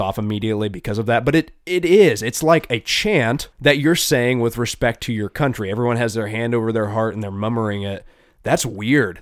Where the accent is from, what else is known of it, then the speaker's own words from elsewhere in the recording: United States; I'm very blessed as an American